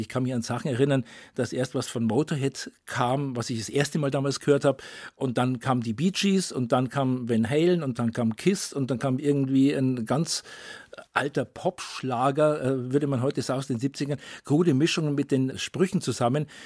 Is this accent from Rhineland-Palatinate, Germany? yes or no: no; Bavaria, Germany; Ich bin ja in Bayern ähm, geboren und aufgewachsen